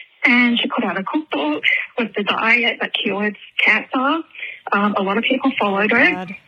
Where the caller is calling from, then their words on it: Brisbane, Queensland, Australia; I'm calling from Neangen, terrible country, also known as Brisbane, Australia.